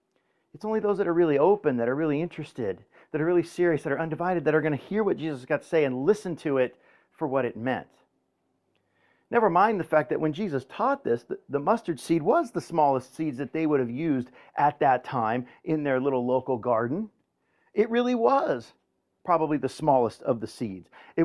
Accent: Woodland Hills, California, United States; You know, I grew up in Woodland Hills, and I grew up Sicilian

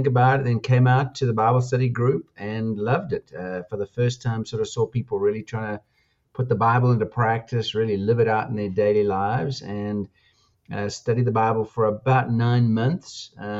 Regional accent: South Africa; So I spent about a year and a half doing military service as a South African, and then went in the full time ministry in Pretoria.

